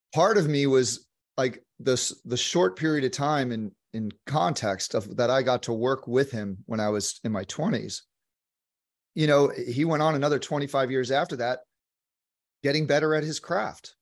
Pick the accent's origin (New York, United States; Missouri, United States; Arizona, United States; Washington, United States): New York, United States; moved away; also born or lived in Santa Monica, California; as a New Yorker